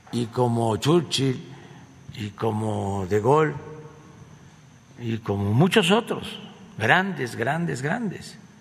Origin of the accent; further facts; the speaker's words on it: Tepetitán, Tabasco, Mexico; nacido en Tepetitán, Macuspana, Tabasco